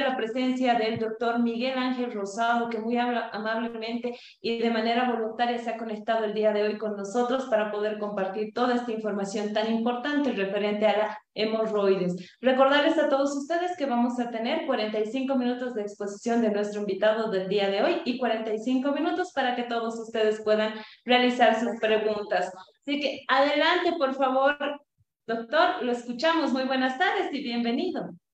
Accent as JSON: {"language": "Spanish", "country": "Bolivia", "also_born_or_lived": "Cochabamba, Bolivia", "said": "nuestro país, Bolivia"}